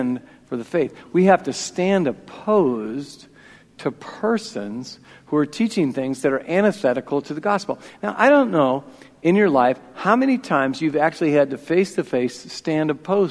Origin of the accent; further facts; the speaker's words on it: Iowa, United States; I'm from Iowa